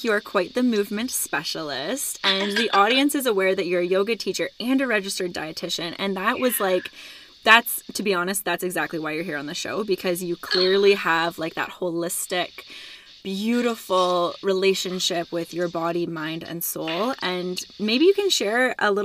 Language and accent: English; Canada; also born or lived in Ontario; I'm Canadian, so I can handle snow, but over here in Ontario, we get our snow.